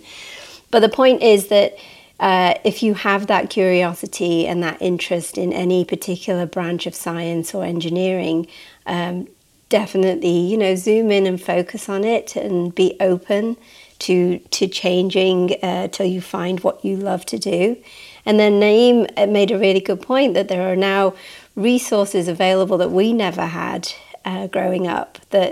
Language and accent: English; Manchester, North West England, United Kingdom; I grew up near Jodrell Bank. I grew up in Manchester, and as a child we'd go to Jodrell Bank